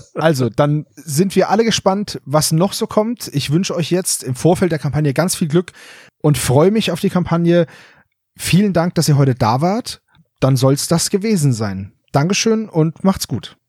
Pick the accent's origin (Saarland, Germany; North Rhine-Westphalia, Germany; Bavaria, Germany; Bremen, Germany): Bavaria, Germany; Franconia; als Franke